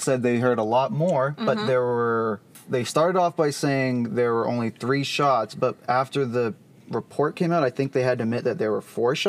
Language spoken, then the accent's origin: English; Dallas, Texas, United States; So I grew up in the Dallas area